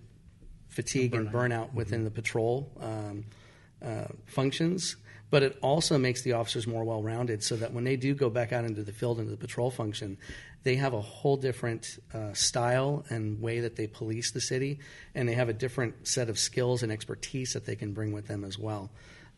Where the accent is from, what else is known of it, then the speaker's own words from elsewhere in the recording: Santa Fe Springs, California, United States; I grew up in Santa Fe Springs and obviously spent a lot of time as a teenager in and around Santa Fe Springs in the Whittier area